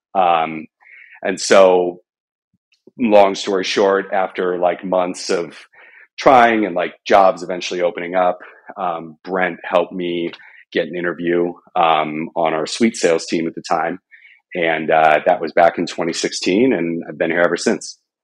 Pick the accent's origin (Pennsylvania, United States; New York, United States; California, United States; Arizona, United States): Arizona, United States; I grew up in Arizona.